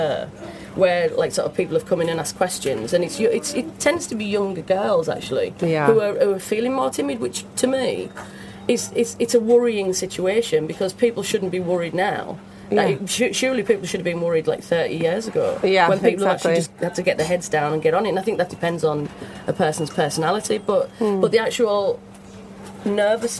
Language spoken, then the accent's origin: English; Cumbria, North West England, United Kingdom; moved away as an adult; also born or lived in Manchester / Leeds; growing up in Cumbria, it's basically you had a choice of going to work at British Steel or at Sellafield